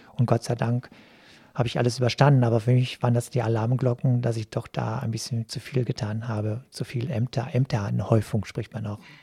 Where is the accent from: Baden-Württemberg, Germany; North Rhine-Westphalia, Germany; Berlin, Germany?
North Rhine-Westphalia, Germany; Cappenberg; moved away as an adult; now in Duisburg, Germany; die Gemeinde Kappenberg, wo ich groß geworden bin